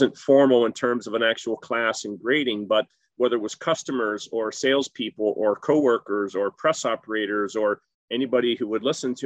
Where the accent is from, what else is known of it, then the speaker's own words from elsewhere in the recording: South Central Pennsylvania, United States; moved away as an adult; also born or lived in Rochester, New York; I grew up in South Central Pennsylvania